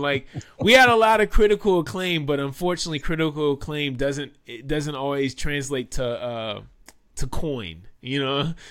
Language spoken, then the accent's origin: English; Washington, District of Columbia, United States; also born or lived in Maryland; I am from Washington, D C. I'm a native Washingtonian